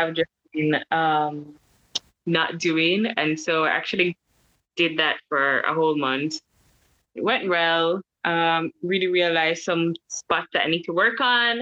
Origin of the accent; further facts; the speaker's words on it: Kingston, Jamaica; moved away as an adult; also born or lived in France; Jamaican, born and raised, Kingstonian. I'm from Kingston